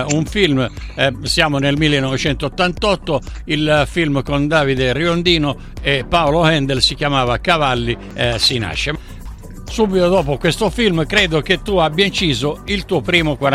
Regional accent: Barcellona Pozzo di Gotto, Sicily, Italy; con me sfondi una porta aperta perché sono siciliano, per cui noi siamo del sud.

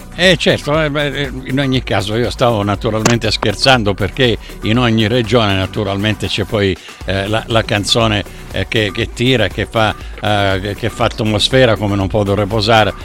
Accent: Sicily, Italy; io dalla Sicilia

